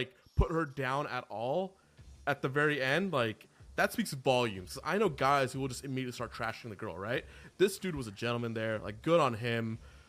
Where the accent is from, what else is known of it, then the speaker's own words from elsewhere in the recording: Houston, Texas, United States; I'm from Houston.